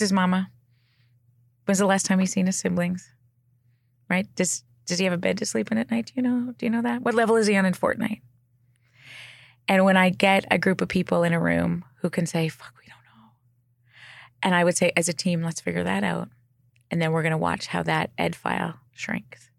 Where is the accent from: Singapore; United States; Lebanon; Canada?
Canada; Alberta; I'm from Alberta, too